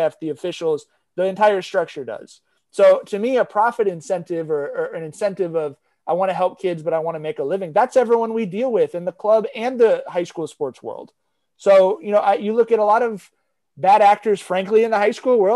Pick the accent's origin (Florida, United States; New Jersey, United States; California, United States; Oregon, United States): California, United States; Long Beach; I grew up in Long Beach.